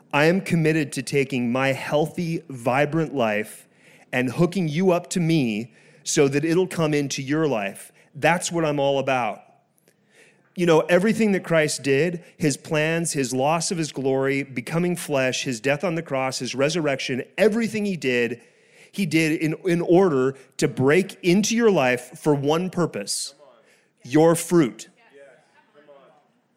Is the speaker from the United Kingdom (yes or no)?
no; France; first language French and English; moved away; I was born in France. I learned French and English at the same time